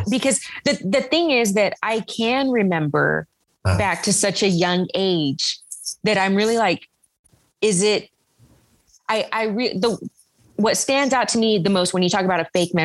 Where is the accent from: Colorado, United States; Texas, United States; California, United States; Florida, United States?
Texas, United States; Corpus Christi; I grew up in Corpus and I lived there until I was 18 when I moved away for college.